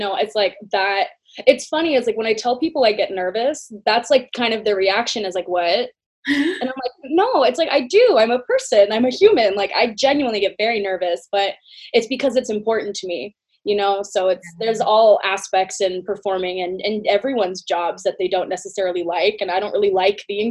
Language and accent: English; San Diego, California, United States; born or raised there